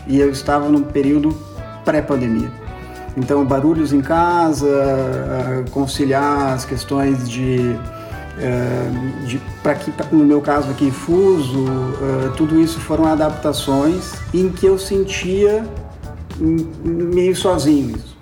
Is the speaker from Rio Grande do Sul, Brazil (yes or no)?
yes; Porto Alegre, Rio Grande do Sul, Brazil; moved away as an adult; now in Lisbon, Portugal; Eu sou nascido em Porto Alegre e há três anos, três anos e meio, uh, me mudei para Lisboa.